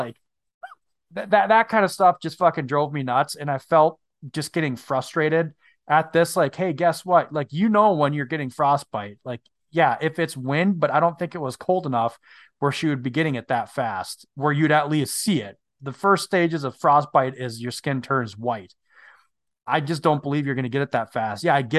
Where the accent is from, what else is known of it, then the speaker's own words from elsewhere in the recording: Minnesota, United States; I am from Northern Minnesota, the Canadian border.